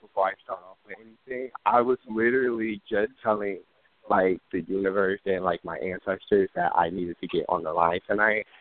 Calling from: Chicago, Illinois, United States; I'm calling from Chicago, Illinois.

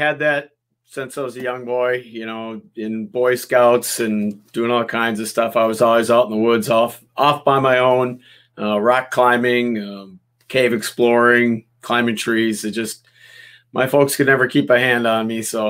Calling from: Menomonie, Wisconsin, United States; I'm actually in Menominee, Wisconsin. It's a little east of Minneapolis, but up in the cold north.

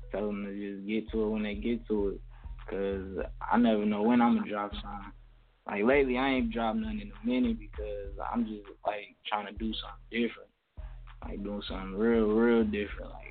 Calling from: Sandusky, Ohio, United States; I'm calling from Sandusky, Ohio.

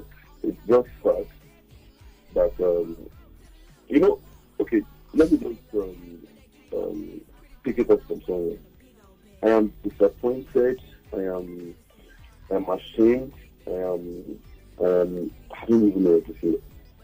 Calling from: Lagos, Nigeria; I'm calling from Maryland.

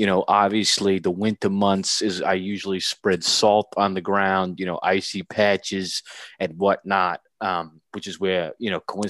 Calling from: Staten Island, New York, United States; I'm now in New Dorp at my home in Staten Island. Yep, New Dorp, New York, in Staten Island.

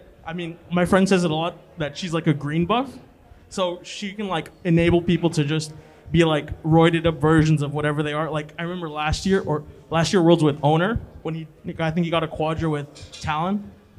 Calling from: Brooklyn, New York, United States

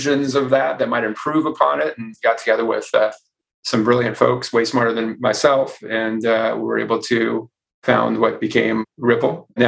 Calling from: San Francisco, California, United States; We're right here in San Francisco, which I might add is not on fire.

